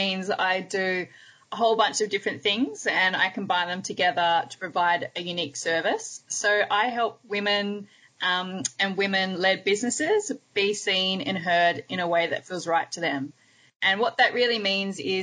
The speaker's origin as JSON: {"language": "English", "town": "Hobart", "region": "Tasmania", "country": "Australia", "tie": "born or raised there", "moved": "yes", "lives_now": "Melbourne, Australia", "said": "I also spend a lot of time in my hometown where I was born, which is Hobart in Tasmania in Australia"}